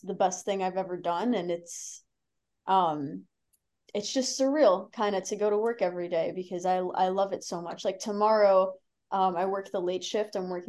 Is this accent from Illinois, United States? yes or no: no; Boston, Massachusetts, United States; But I like the Celtics just because I'm from Boston.